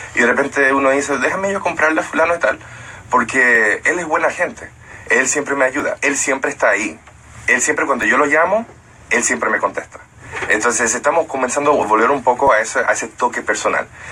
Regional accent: United States; now in Dominican Republic; yo nací en Estados Unidos

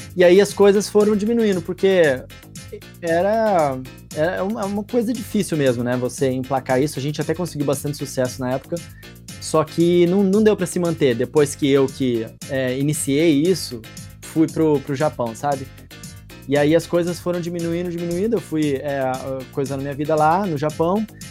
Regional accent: Mato Grosso do Sul, Brazil; moved away; eu sou de Mato Grosso do Sul originalmente

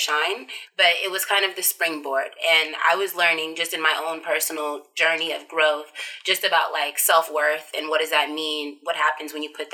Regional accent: Oakland, California, United States; also born or lived in Riverside, California; I'm from Oakland

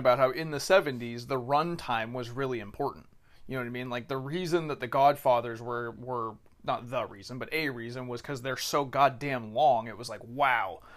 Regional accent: California, United States; I'm from California

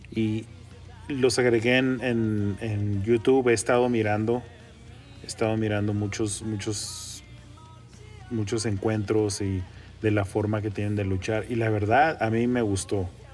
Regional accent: Mexico; yo soy mexicano

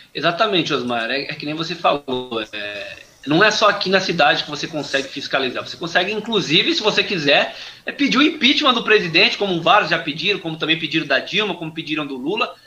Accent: Suzano, São Paulo, Brazil; eu sou nascido aqui no Jardim Monte Cristo, uhum. na cidade de Suzano

